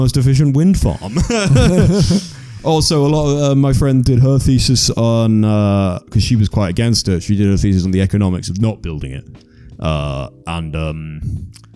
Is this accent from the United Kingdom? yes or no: yes; United Kingdom; moved away as an adult; now in Iceland; I'm from Britain and there's 60 million of us.